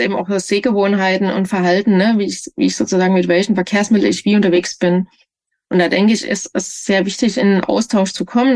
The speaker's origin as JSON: {"language": "German", "town": "Leipzig", "region": "Saxony", "country": "Germany", "tie": "born or raised there", "moved": "yes", "lives_now": "Kassel, Germany", "said": "Leipzig ist für mich schon ein bisschen meine Heimat alles, ne? Die Heimatregion."}